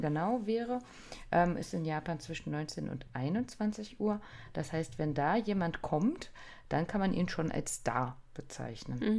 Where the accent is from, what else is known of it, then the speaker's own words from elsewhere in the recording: Germany; wir als Deutsche